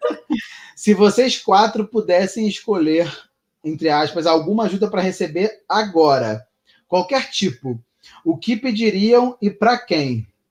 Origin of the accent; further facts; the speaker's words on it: Rio de Janeiro, Brazil; moved away; eu sou carioca